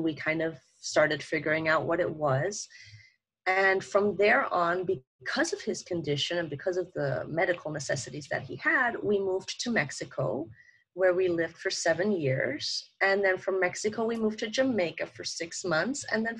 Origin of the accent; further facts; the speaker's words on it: Thailand; also born or lived in Germany / Kenya; I was born in Germany, but I grew up in Africa, so in Kenya, in Thailand, which is in Asia. I did all my high school, all my university there.